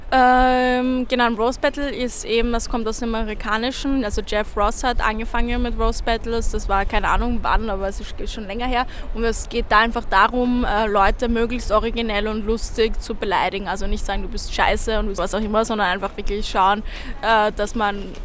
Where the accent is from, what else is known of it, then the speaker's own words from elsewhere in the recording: Vienna, Austria; moved away as an adult; also born or lived in Berlin; ich bin im äh, 22. aufgewachsen bei der Alten Donau gleich